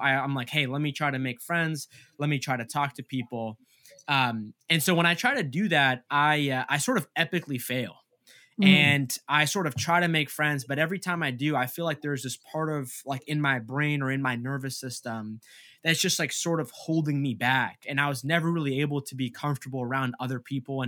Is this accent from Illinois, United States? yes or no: no; Massachusetts, United States; my parents, they came to America from Egypt like 2 years before I was born, and I grew up in Massachusetts